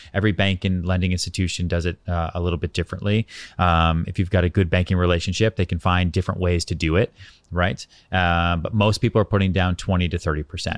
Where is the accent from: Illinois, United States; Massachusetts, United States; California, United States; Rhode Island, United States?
Massachusetts, United States; outside Boston; also born or lived in Texas / Colorado; now in New York City, United States; I was born in Texas, but by that point, you know, I grew up outside Boston